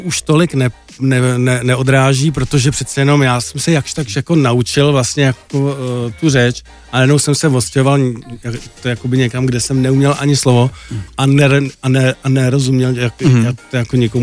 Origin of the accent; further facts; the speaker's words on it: Czechia; also born or lived in East Germany; my jako rodina jsme se stěhovali jako do Čech, když mě byl asi dva a půl roku